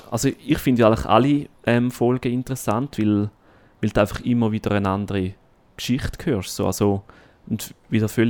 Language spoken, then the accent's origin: German; St. Gallen, Switzerland; moved away; Ja, in meine Heimat.